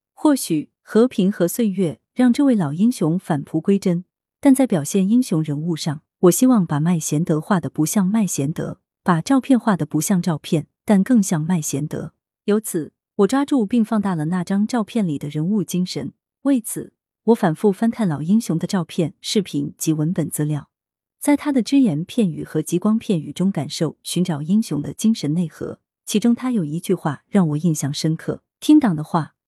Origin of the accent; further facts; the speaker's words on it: Guangdong, China; 他和我都是潮汕人，他有一位烈士战友的陵墓，就在我小时候上学的必经之路上，上面有一个红五星。